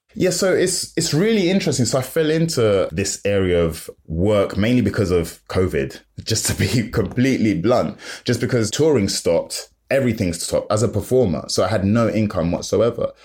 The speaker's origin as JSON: {"language": "English", "region": "London", "country": "United Kingdom", "said": "I'm from London, I'm in South London"}